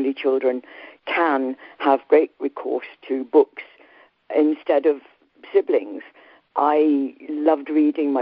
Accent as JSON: {"language": "English", "region": "Yorkshire and the Humber", "country": "United Kingdom", "tie": "born or raised there", "said": "I come from Yorkshire and was born not too far from Wuthering Heights."}